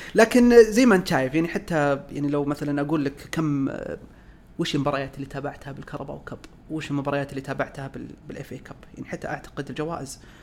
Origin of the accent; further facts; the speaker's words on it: Saudi Arabia; احنا كسعوديين